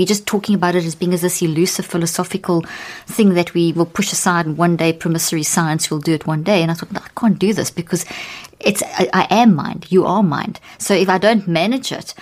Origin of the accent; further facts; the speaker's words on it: South Africa; moved away; also born or lived in Zimbabwe; I was born in Zimbabwe and grew up in South Africa, and in the apartheid era